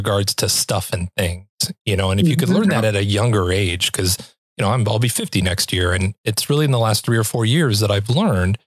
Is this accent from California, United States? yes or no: yes; Southern California, United States; moved away; I'm originally from Southern California